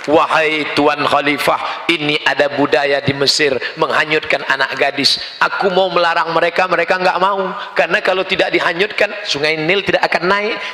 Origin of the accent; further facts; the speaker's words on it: Riau, Indonesia; di Riau, tempat saya, kampung halaman saya, ada tradisi menanam kepala kambing untuk membuka hutan.